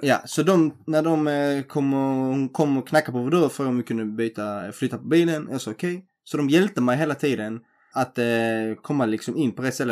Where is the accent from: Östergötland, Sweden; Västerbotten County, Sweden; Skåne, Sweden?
Skåne, Sweden; Helsingborg; vi är från Sverige. Ja. Så han bara, var är från Sverige? Så jag Helsingborg